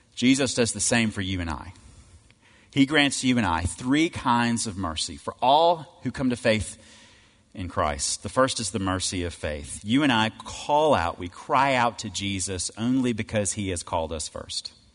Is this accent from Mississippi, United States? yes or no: yes; Cleveland, Mississippi, United States; I grew up in Cleveland, Mississippi